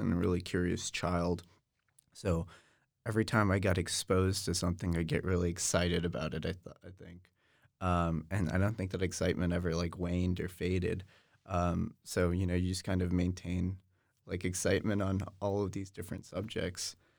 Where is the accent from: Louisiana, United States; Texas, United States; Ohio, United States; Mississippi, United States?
Texas, United States; Austin; I really enjoyed growing up in Austin.